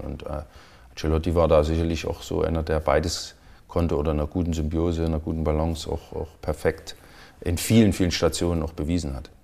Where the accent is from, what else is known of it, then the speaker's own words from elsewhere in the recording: Chemnitz, Saxony, Germany; moved away; kam aus meiner Heimatstadt, aus damals noch Karl-Marx-Stadt, dann Chemnitz.